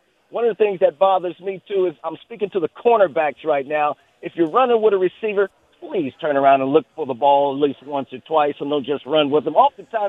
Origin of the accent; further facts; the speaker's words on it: Oakland, California, United States; moved away; I'm from the town. I live out here, but I'm from East Oakland